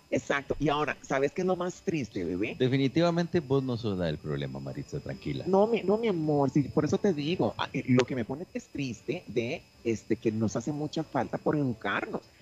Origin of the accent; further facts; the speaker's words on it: Nuevo León, Mexico; Ahora, en mi caso, que soy una regia, diva, divina, perra, empoderada